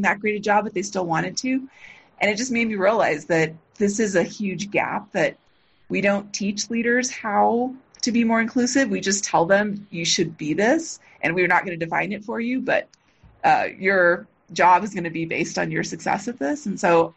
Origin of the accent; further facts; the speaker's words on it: Los Angeles, California, United States; I grew up in near East Los Angeles, pretty poor.